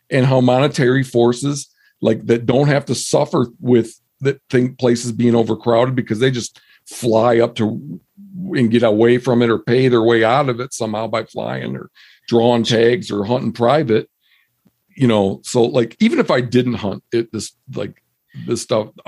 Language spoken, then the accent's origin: English; Midwest, United States; moved away as an adult; now in Montana, United States; I mean, I grew up in the Midwest.